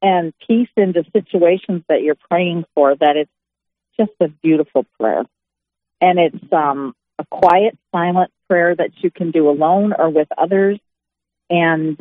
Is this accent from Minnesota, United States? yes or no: yes; Rochester, Minnesota, United States; I was born and raised in Rochester, still attend the little church I grew up in, St. Bridget's